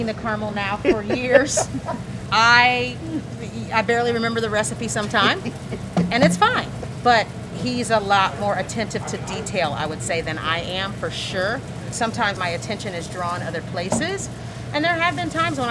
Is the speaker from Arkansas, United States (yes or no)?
no; Fort Wayne, Indiana, United States; born or raised there